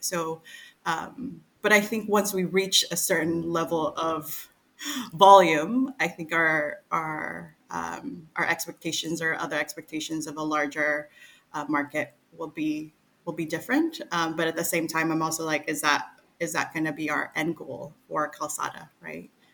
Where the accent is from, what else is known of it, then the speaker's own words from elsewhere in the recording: Pacific Northwest, United States; moved away as an adult; also born or lived in Seattle; now in Manila, Philippines; growing up in the Pacific Northwest